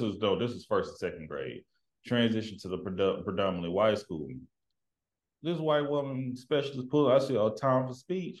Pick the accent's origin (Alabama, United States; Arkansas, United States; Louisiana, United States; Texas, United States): Texas, United States; Tyler; moved away; growing up in East Texas